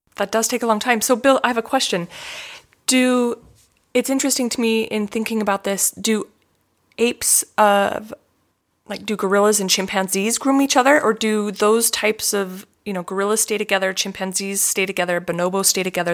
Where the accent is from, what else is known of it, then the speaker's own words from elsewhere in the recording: Utah, United States; as a child growing up in Utah